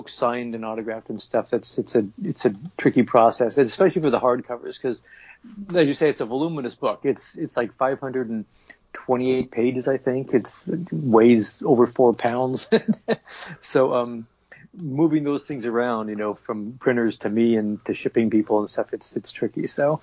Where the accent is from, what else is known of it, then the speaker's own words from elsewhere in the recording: Portland, Oregon, United States; moved away as an adult; also born or lived in New Jersey; I moved back to Portland, Oregon, which is my hometown